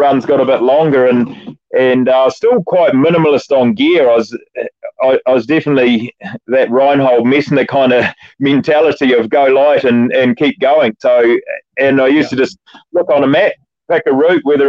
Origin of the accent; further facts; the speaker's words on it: Oxford, Canterbury, New Zealand; I grew up in an environment in the country out there in the foothills of Canterbury